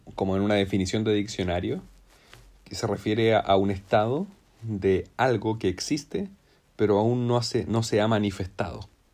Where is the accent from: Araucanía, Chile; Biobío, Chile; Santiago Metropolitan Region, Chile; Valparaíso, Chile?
Araucanía, Chile; Temuco; yo soy de Temuco